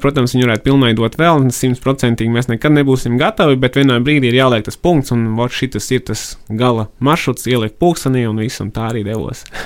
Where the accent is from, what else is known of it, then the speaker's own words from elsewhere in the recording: Rucava, South Kurzeme Municipality, Latvia; moved away as an adult; also born or lived in Riga; Rucavā es esmu audzis līdz 18, audzis un dzīvojis mm, līdz 18 gadiem.